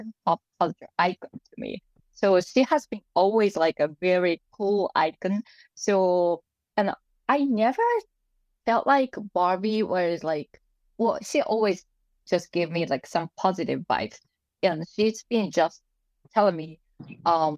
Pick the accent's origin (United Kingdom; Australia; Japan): Japan; moved away; I was born and raised in Japan